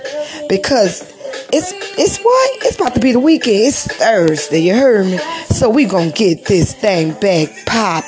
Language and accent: English; New Orleans, Louisiana, United States; now in Hattiesburg, United States; coming from New Orleans, Louisiana, my hometown